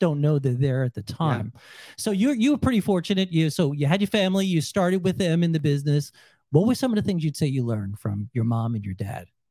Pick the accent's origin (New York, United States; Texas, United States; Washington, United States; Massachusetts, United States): New York, United States; moved away; I'm from New York